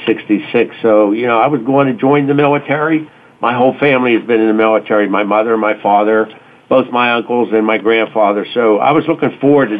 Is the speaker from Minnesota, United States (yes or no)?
no; Pittsburgh, Pennsylvania, United States; growing up on the north side of Pittsburgh